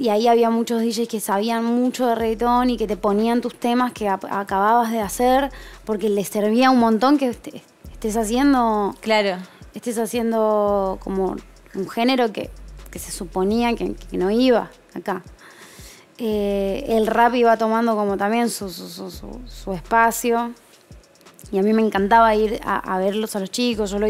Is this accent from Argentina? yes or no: yes; north, Argentina; esa fue mi ventaja, porque yo no traía el porteño conmigo, ¿entendés? {S0} Porque venía del norte